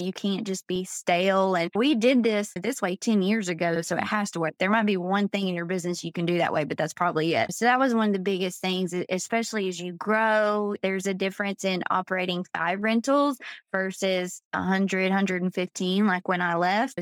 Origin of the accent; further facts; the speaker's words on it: Georgia, United States; moved away as an adult; now in Florida, United States; I'm originally from Georgia